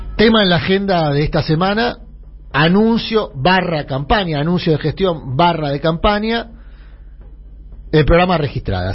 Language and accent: Spanish; Buenos Aires, Argentina; Yo me crié entre Humirato y los Incas